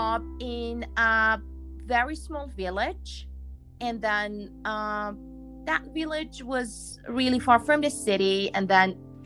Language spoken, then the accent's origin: English; Iran; moved away as an adult; also born or lived in Dubai; I'm from Iran